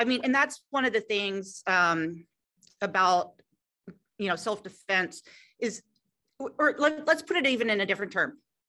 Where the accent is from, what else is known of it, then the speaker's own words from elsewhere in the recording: Philadelphia, Pennsylvania, United States; Me too. I grew up in Philadelphia, so I can't help it.